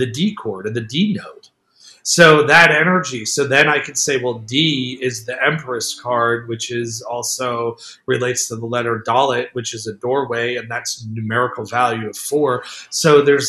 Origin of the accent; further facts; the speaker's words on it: United States; I was born in the United States